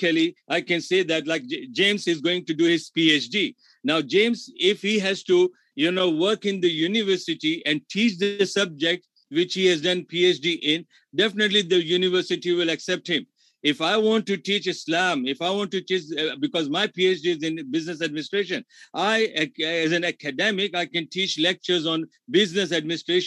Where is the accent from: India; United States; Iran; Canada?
India; English is a second language; moved away; being an Indian